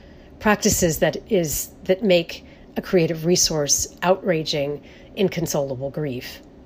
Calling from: Madison, Wisconsin, United States; I'm calling from Madison, Wisconsin. I'm calling from settler colonial ground. I'm calling from the particular college town and state capital where the governor's safer at home orders were famously overturned.

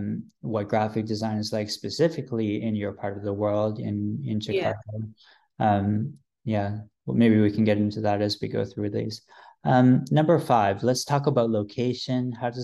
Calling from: Vancouver, British Columbia, Canada; I mean, I'm recording from Vancouver, Canada

